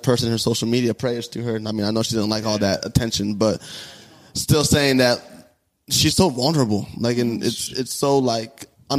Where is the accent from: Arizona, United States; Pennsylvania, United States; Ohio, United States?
Arizona, United States; Tucson; I'm from Tucson